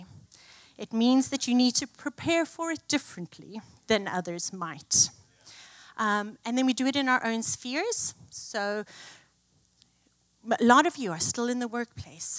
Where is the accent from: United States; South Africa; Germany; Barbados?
South Africa; moved away; I grew up in South Africa